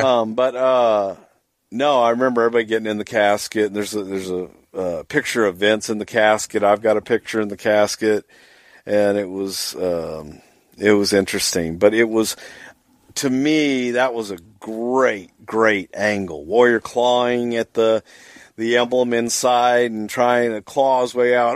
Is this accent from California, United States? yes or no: no; Texas, United States; I grew up in the South. I grew up in Texas